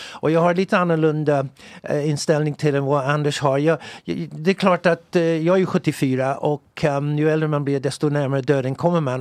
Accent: England, United Kingdom; now in Sweden; den kristendomen som jag växte upp med i England

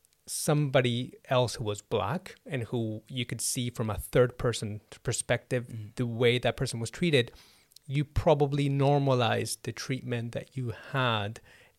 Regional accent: Canada; first language Spanish; my parents are Argentinian. We spoke Spanish inside the house. Mm. The moment I step out, I'm Canadian.

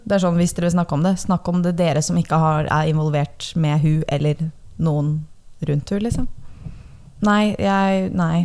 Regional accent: Horten, Vestfold, Norway; now in Oslo, Norway; hjemme i Horten, da, som sånn da jeg flytta til Oslo

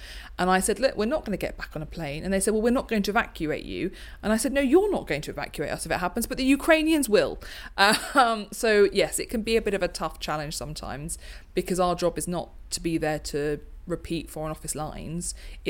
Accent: United Kingdom; I was seeing, just because I'm the British chair, it's not because I'm me

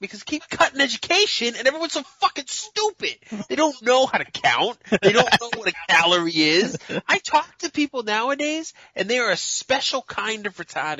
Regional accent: Boston, Massachusetts, United States; Because I'm from Boston.

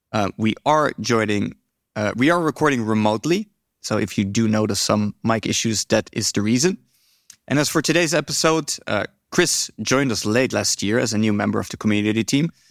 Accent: Netherlands; I'm from the Netherlands

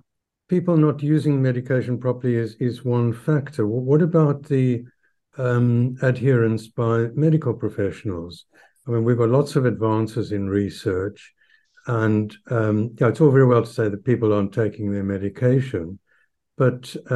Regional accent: South Africa; moved away as an adult; when I came from South Africa, I did the three-month Hammersmith course in advanced medicine

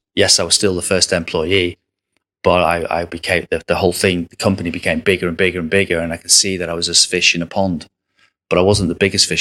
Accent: Southport, North West England, United Kingdom; moved away; also born or lived in Paris; I'm from Southport

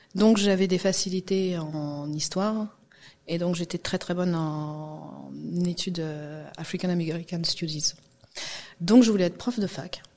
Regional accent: Guadeloupe; moved away as an adult; also born or lived in Martinique; now in France; j'ai grandi en Guadeloupe. Je suis née en France, hein, en 91, et très tôt, euh, on est parti

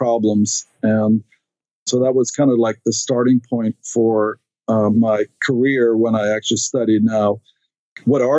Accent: Stockholm, Stockholm County, Sweden; born or raised there; English is a second language; moved away as an adult; now in United States

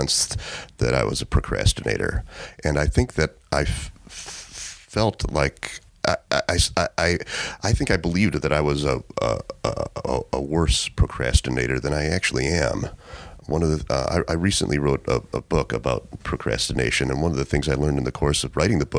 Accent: Chicago, Illinois, United States; accent: Chicago; So I was brought up in Chicago in middle class family.

